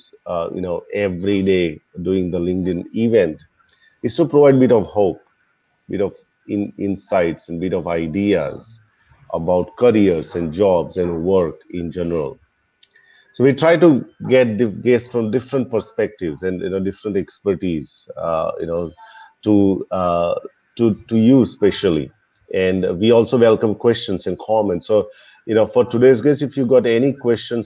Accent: India; now in Australia; I'm originally from India, migrated to Australia way

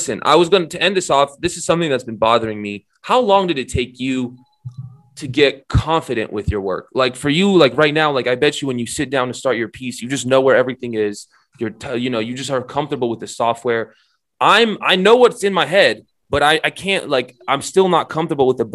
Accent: Romania; I'm Romanian

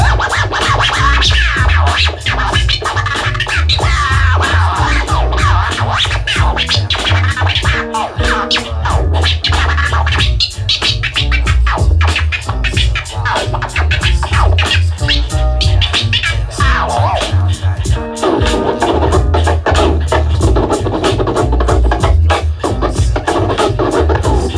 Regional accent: New Jersey, United States; We're from Jersey

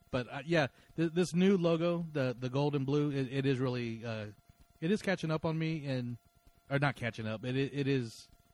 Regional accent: Stockton, California, United States; I'm from Stockton, California.

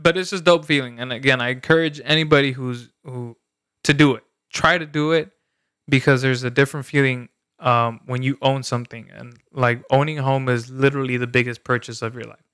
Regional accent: El Salvador; moved away; where I grew up in El Salvador

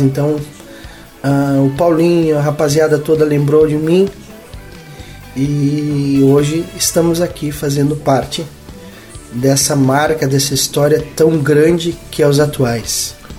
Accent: Palmeira das Missões, Rio Grande do Sul, Brazil; Eu nasci em Palmeira das Missões, sou natural de Palmeira das Missões, noroeste do estado

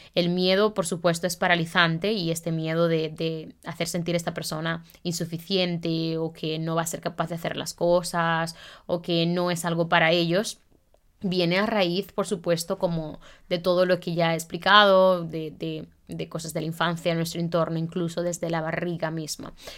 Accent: Santiago de los Caballeros, Santiago, Dominican Republic; moved away as an adult; also born or lived in Madrid, Spain; now in Barcelona, Spain; Yo soy santiaguera

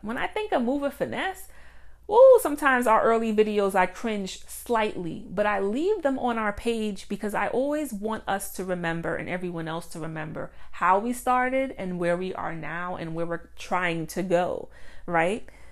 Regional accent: Mount Vernon, New York, United States; shout out to Mount Vernon, my hometown

